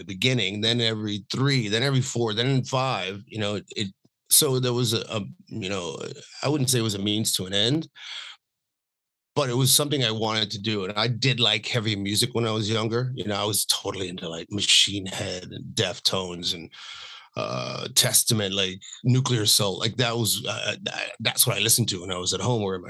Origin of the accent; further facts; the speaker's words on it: Dallas, Texas, United States; also born or lived in Los Angeles, United States; now in Spain; growing up in Dallas, I was a Dallas Cowboys fan